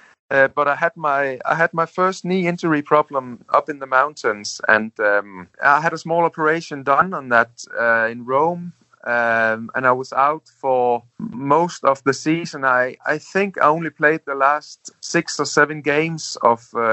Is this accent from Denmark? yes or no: yes; Denmark; English is a second language; moved away as an adult; also born or lived in Italy; I was just 20 years old, and I came from Denmark. I went out from school 1 year before that, and playing some football in Denmark.